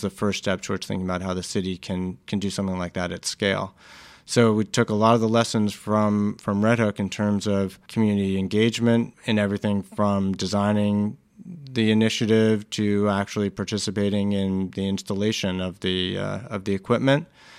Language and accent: English; New York City, New York, United States; I'm a New Yorker. It's where I grew up.